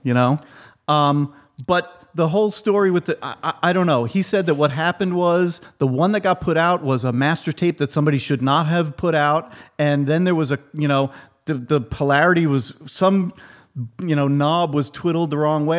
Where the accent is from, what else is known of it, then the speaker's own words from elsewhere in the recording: New York City, New York, United States; I'm from Queens